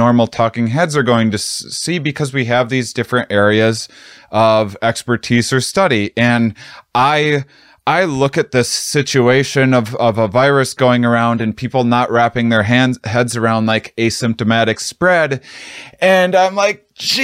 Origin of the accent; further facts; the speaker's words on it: Midwest, United States; I'm from the Midwest